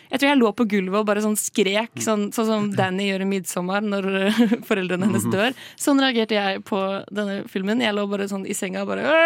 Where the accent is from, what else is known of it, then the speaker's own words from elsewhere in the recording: Norway; Og som nordmann